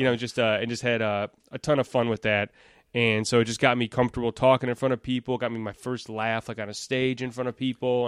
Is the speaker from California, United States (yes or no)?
no; Elk Grove Village, Illinois, United States; now in Itasca, United States; I was born in Elk Grove Village, which is, uh, ten minutes north